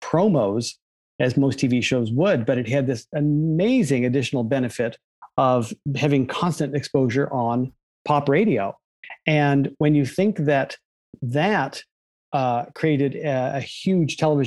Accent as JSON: {"language": "English", "country": "U.S. Virgin Islands", "tie": "born or raised there", "also_born_or_lived": "Maine, United States", "moved": "yes", "said": "I was brought up in the Virgin Islands of all random places, born in Maine, but brought up in the Virgin Islands."}